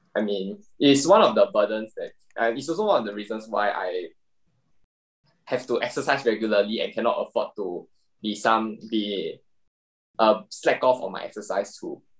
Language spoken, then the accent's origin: English; Singapore; as a Singaporean guy, I still have to do my IPPT every single year